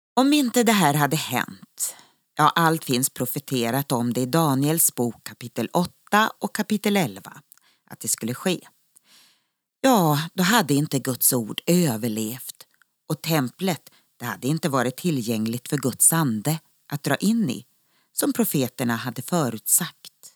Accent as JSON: {"language": "Swedish", "country": "Sweden", "also_born_or_lived": "Israel", "moved": "as an adult", "said": "När man bor utomlands är det alltid så roligt att träffa andra svenskar"}